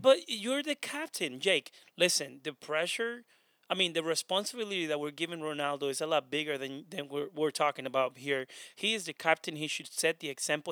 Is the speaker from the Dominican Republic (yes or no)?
no; Honduras; now in United States; I'm not Spanish, by the way, I'm from Honduras